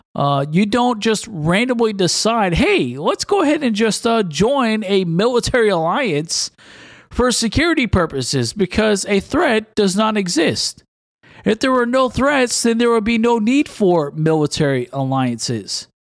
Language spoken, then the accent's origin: English; United States; I'm an American and a, a pastor